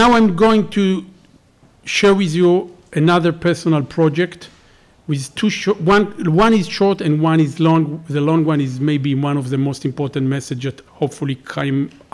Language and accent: English; Israel; I'm from Israel